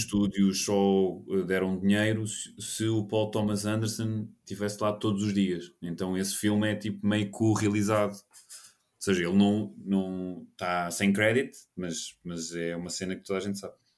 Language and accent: Portuguese; Portugal; sendo português